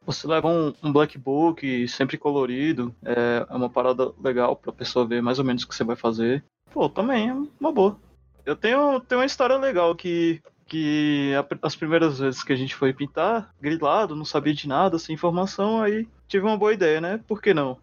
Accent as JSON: {"language": "Portuguese", "town": "Novo Gama", "region": "Goiás", "country": "Brazil", "said": "eu sou, sou de Novo Gama, cidade que fica no entorno de Brasília."}